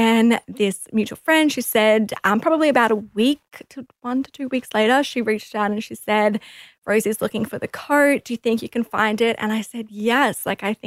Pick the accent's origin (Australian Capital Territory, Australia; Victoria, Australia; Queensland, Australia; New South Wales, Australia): Queensland, Australia; Rockhampton; I'm originally from Rockhampton. It's a small little town, and straight out of high school